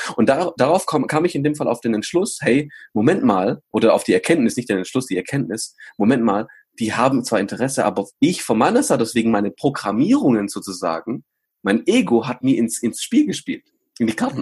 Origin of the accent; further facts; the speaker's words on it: Germany; Ich bin in Deutschland geboren worden